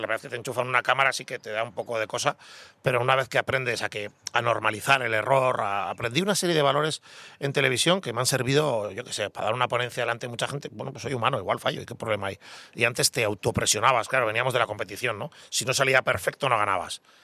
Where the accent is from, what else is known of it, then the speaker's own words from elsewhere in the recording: Basque Country, Spain; me considero muy vasco